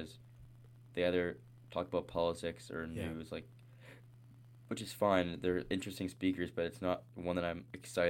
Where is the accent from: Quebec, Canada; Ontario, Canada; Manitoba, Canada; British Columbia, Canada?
Manitoba, Canada; Winnipeg; moved away; I'm from Winnipeg, and I'm not there